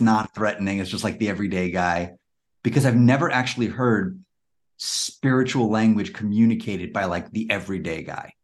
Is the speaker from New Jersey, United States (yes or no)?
no; New York City, New York, United States; now in Washington, DC, United States; Actually, I grew up in Queens, but I'm now in the uh, DC area.